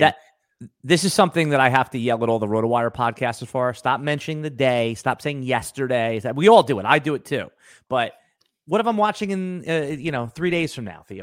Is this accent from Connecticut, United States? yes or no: no; Long Island, New York, United States; moved away as an adult; now in Jacksonville, United States; I'm from the Northeast, I'm from Long Island, like you